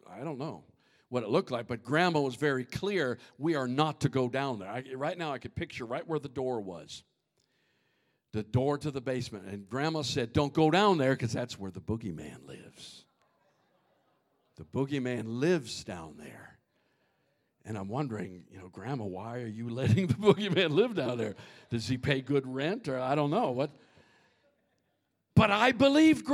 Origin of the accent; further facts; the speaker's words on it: Minnesota, United States; growing up in Minnesota